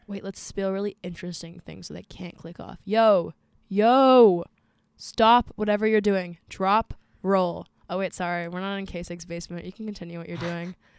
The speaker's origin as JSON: {"language": "English", "town": "Arlington", "region": "Virginia", "country": "United States", "said": "I'm from Arlington, Virginia. two two two oh two"}